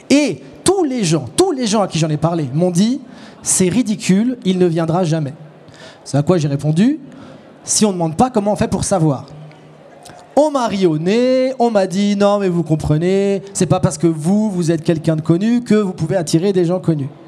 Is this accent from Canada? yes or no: no; France; Je suis français et je n'aime pas la Suisse.